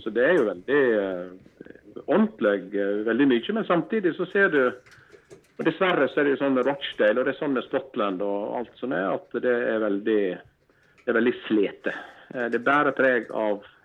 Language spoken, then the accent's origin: Norwegian; Stryn, Vestland, Norway; vi kom fra Stryn